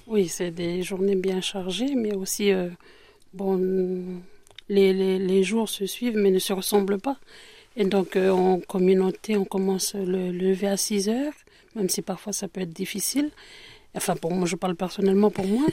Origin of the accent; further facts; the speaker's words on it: New Caledonia; now in France; je suis d'origine kanak je suis de Nouvelle-Calédonie